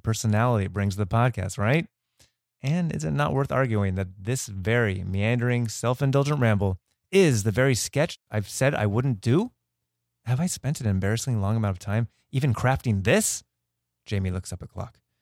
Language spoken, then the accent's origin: English; Los Angeles, California, United States; we're both from the Valley